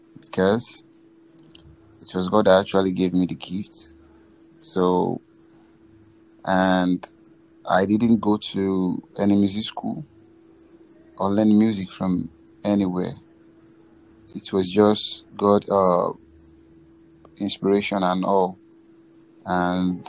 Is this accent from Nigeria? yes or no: yes; Lagos, Nigeria; I'm from Lagos, Nigeria. I live in Nigeria. I live in Lagos.